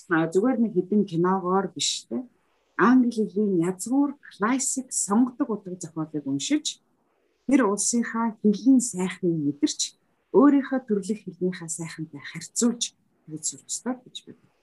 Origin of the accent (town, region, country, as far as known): Mongolia